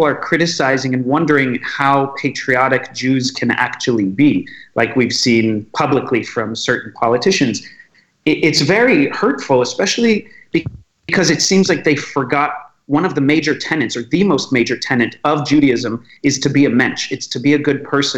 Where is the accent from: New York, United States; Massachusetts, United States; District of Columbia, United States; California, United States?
District of Columbia, United States; Washington; I was born in Washington, D.C.